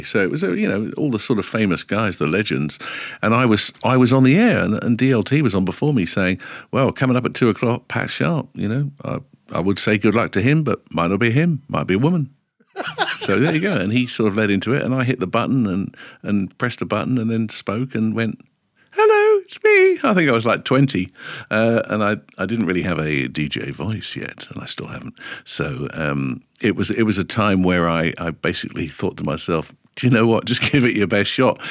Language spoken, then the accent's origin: English; London, United Kingdom; also born or lived in Stanmore / Edgware; Originally from London, and I was born, I believe, according to my ninety-three-year-old mum